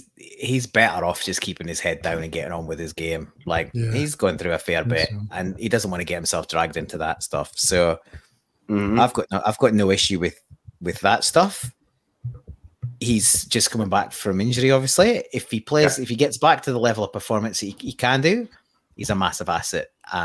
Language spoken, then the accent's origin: English; Scotland, United Kingdom; Small town Scotland.